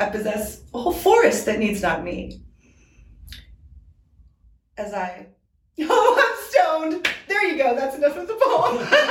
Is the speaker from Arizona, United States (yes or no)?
no; Washington, United States; I have this deep belief that that started growing up on Fort Lewis, actually. I was a military brat.